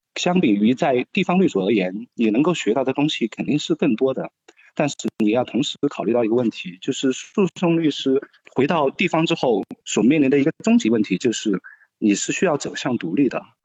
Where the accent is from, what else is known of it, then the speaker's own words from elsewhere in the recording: Sichuan, China; moved away as an adult; also born or lived in Beijing; 选择成都的原因也仅仅是因为它是我家乡所在的一个省会城市